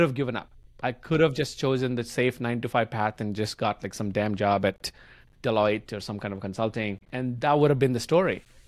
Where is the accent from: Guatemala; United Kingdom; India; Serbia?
India; English is a second language; moved away as an adult; my English was terrible back then 'cause I grew up in India